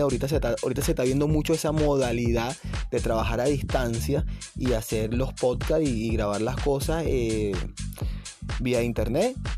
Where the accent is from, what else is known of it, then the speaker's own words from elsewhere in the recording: Venezuela; aquí en Venezuela